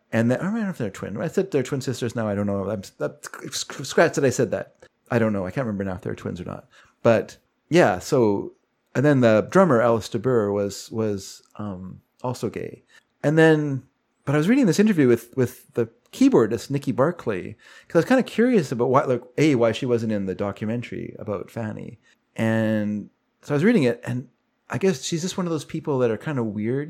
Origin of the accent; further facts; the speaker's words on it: Vancouver, British Columbia, Canada; when I was a kid, I grew up here in Vancouver.